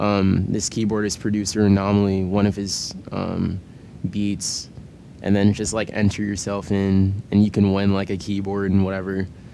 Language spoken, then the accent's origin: English; New York City, New York, United States; I'm from Brooklyn.